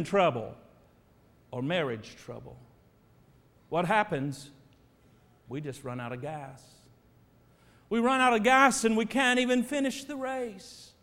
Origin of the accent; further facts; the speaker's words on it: Terre Haute, Indiana, United States; moved away; I grew up in Indiana. Indiana is my home state. Terre Haute, Indiana, is my home town